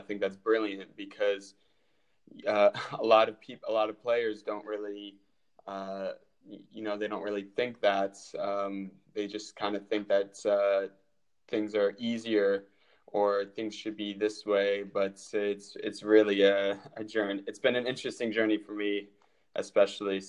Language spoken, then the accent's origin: English; Fairfax, Virginia, United States; moved away as an adult; also born or lived in Buffalo, New York / Sweden; I'm from Fairfax, Virginia. And growing up, I played for a club called Premier AC, which is in Falls Church, Virginia